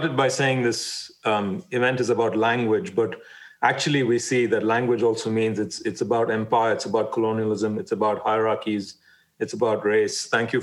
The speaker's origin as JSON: {"language": "English", "country": "India", "tie": "born or raised there", "said": "we grew up with in India"}